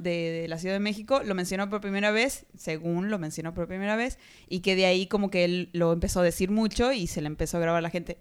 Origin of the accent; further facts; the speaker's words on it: Argentina; de Argentina